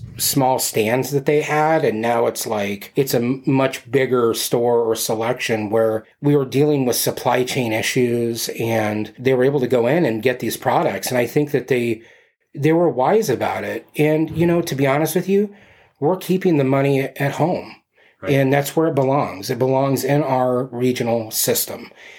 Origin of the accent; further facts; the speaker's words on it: West Coast, United States; also born or lived in Arizona; I've been here 12 years, but like I'm from the West Coast. Part of my growing up time, I was down in Arizona. So, being in Tucson, you had Wilcox and you had some farms.